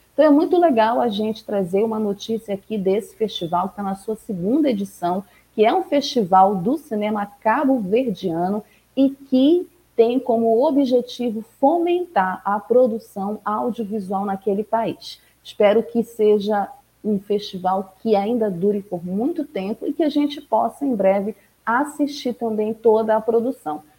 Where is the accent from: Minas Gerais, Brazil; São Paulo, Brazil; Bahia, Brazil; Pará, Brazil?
Pará, Brazil; aqui na minha terrinha, no meu estado